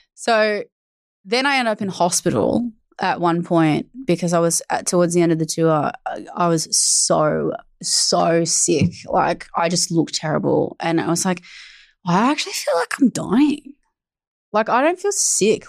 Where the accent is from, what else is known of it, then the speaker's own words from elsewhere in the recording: Australia; I'm Australian